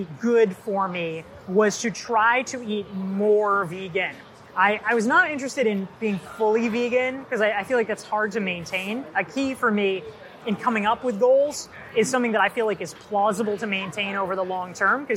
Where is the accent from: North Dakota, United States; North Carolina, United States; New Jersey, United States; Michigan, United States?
North Carolina, United States; I grew up in North Carolina, and it was in a small town.